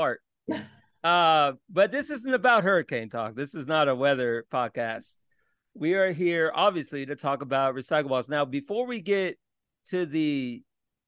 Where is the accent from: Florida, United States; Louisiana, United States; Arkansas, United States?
Florida, United States; Orlando; I'm from Orlando originally